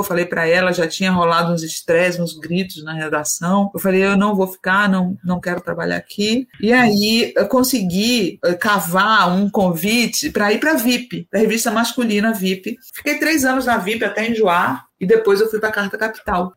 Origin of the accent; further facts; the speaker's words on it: Bahia, Brazil; now in Brasília, Brazil; que sou baiana